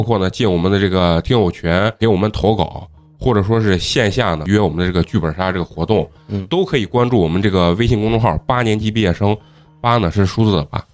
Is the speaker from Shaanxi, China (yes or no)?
yes; Shaanxi, China; accent: Shaanxi; 就是有很多在外的陕西人听到咱们包括咱们的口音呀、和内容的时候